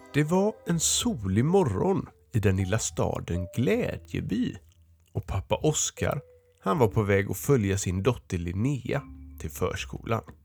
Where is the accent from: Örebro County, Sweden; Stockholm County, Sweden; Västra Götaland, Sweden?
Örebro County, Sweden; Örebro; jag kommer från Örebro